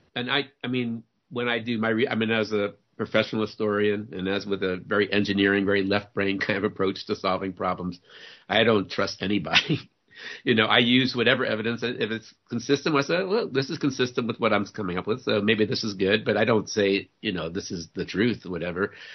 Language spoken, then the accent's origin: English; New Orleans, Louisiana, United States; I I grew up in New Orleans. I was born and raised in New Orleans